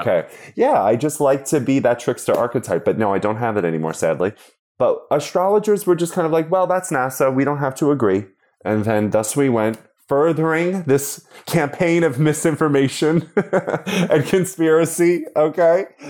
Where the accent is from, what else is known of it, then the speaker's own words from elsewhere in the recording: Long Island, New York, United States; I'm from Long Island, nowhere else